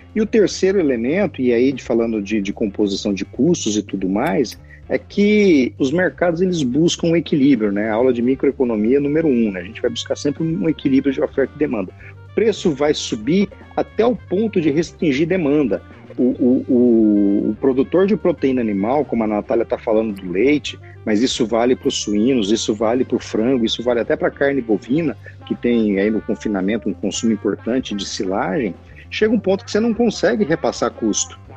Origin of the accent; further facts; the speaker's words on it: Bom Jesus de Goiás, Goiás, Brazil; desde quando eu era menino pequeno em Bom Jesus de Goiás, que meu avô produzia leite